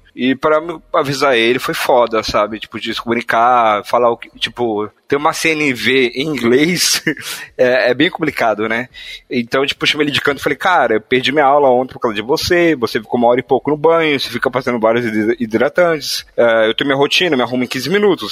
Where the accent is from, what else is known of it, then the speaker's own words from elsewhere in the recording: Northeast Region, Brazil; accent: Nordestino (Northeastern Brazilian); first language Portuguese; meus pais são nordestinos, né? Meu pai é de Recife, minha mãe é da Bahia, e eu tenho um sotaque nordestino